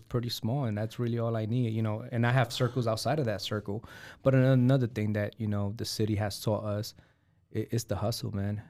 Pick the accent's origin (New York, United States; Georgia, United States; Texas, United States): New York, United States; New York City; now in Fort Wayne, United States; in the nineties, growing up in New York City